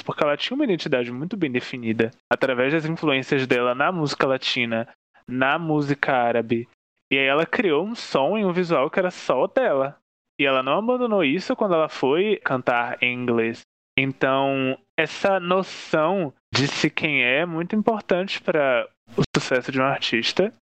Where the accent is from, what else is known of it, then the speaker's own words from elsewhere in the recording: Northeast Region, Brazil; eu sou nordestino